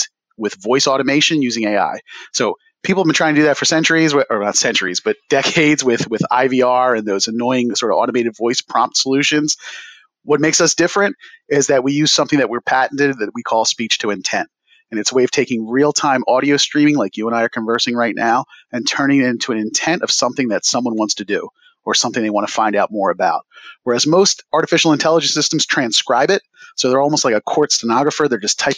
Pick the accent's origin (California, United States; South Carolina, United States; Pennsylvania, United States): Pennsylvania, United States; Philadelphia; Growing up in the Philadelphia area, was exposed to hip hop and breakdancing at a young age via block parties in my neighborhood